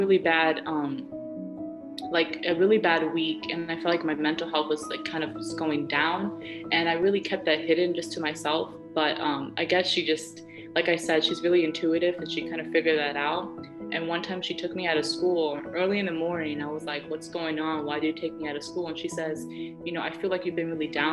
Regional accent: United States; she ended up staying here and becoming a citizen for me, so I can, you know, so I can be born here

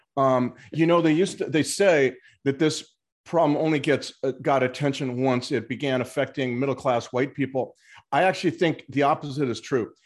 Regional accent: Los Angeles, California, United States; moved away as an adult; also born or lived in Mexico; I'd grown up in Los Angeles

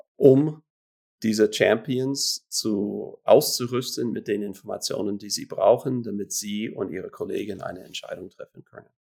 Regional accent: Florida, United States; moved away as an adult; now in Switzerland; ich stamme eigentlich aus den USA, aus Florida, mhm. ähm, bin aber seit 2005

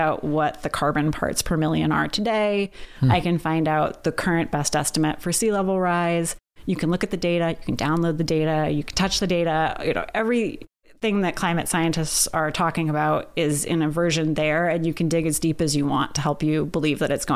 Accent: United States; now in Canada; I'm an American

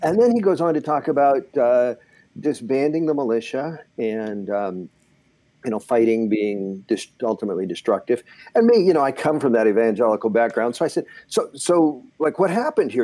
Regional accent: Southern California, United States; growing up in Southern California

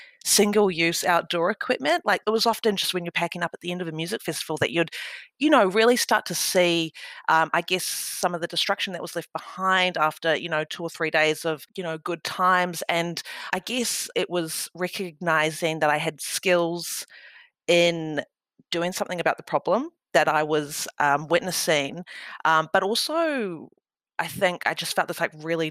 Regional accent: Wellington, New Zealand; moved away as an adult; now in Melbourne, Australia; I'm originally from Aotearoa, New Zealand. I'm a proud Ngāti Toa woman from Wellington, and I moved to Melbourne over a decade ago

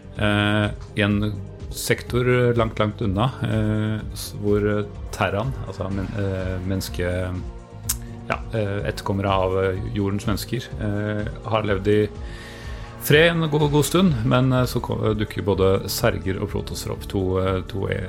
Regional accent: Sørlandet, Norway; Jeg er eh, sørlending

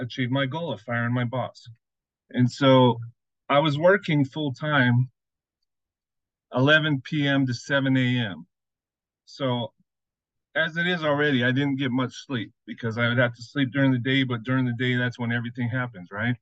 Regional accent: Las Vegas, Nevada, United States; I grew up in Las Vegas, had great big dreams

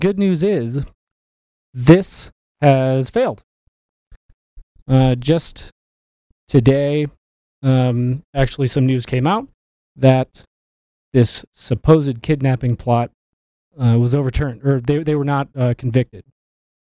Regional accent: Michigan, United States; I'm from Michigan

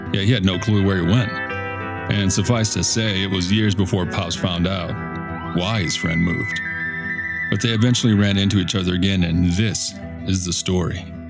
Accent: Victoria, Texas, United States; I grew up in South Texas, Victoria to be precise

